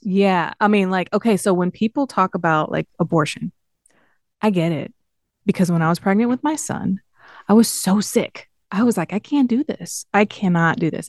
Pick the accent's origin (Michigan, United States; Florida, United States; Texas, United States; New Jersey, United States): Michigan, United States; Southfield; moved away; I grew up in Southfield.